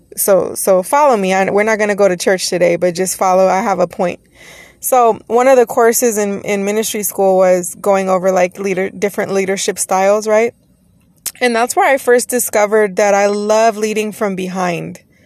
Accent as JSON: {"language": "English", "region": "Texas", "country": "United States", "moved": "yes", "lives_now": "Los Angeles County, United States", "said": "I am from Texas originally"}